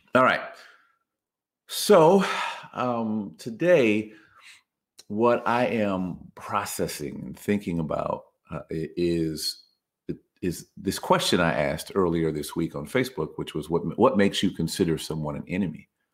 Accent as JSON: {"language": "English", "country": "United States", "said": "us in the United States"}